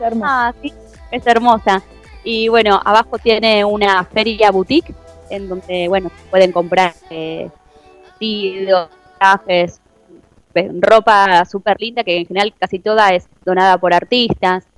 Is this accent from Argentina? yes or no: yes; Argentina; como argentinos